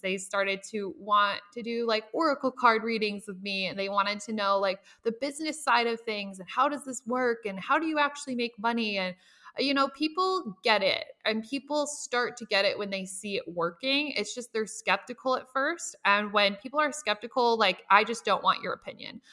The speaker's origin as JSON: {"language": "English", "region": "Nebraska", "country": "United States", "tie": "born or raised there", "said": "I lived with both of my parents. I'm from Nebraska"}